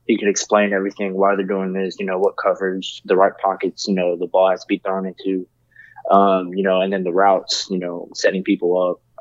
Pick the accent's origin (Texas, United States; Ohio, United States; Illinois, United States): Texas, United States; Houston; I was born in Houston